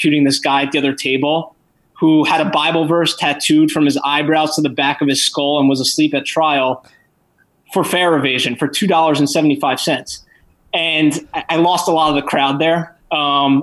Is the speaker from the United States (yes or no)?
yes; New York, United States; I'm from New York. I lived through 9/11